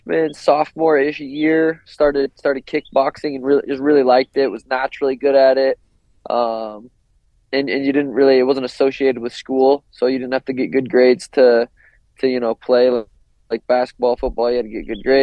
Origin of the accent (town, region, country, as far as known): Montana, United States; born or raised there